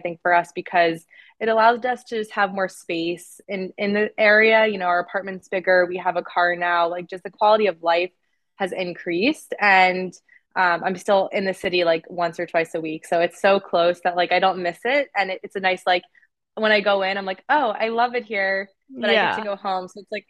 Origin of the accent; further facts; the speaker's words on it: New York City, New York, United States; moved away as an adult; I kind of tied my identity around being a New Yorker.